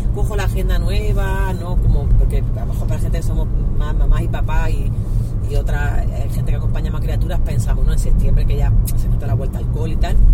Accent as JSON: {"language": "Spanish", "region": "Andalusia", "country": "Spain", "also_born_or_lived": "El Salvador", "moved": "yes", "lives_now": "Madrid, Spain", "said": "aparte de ser andaluza, que eso ya me hace estar en mi tierra"}